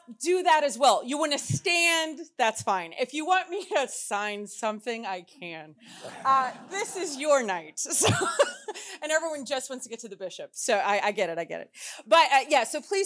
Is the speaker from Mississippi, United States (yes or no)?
no; Texas, United States; also born or lived in Louisiana; now in Houston, United States; I'm from Texas, so everything's big there.